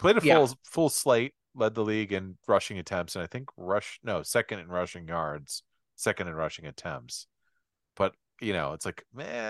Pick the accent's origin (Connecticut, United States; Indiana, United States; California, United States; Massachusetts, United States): Indiana, United States; Indianapolis, my home state.